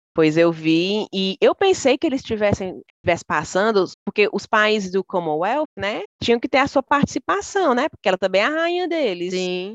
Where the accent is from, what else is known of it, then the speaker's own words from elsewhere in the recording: Brazil; now in United Kingdom; somos nós, né, brasileiras